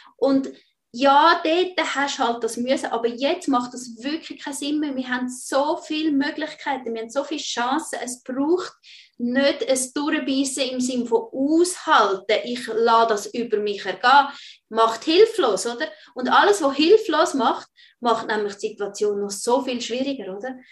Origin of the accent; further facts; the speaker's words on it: Switzerland; bei uns in der Schweiz